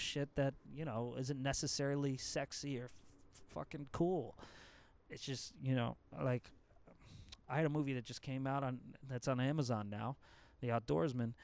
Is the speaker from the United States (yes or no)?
yes; New England, United States; moved away; growing up in New England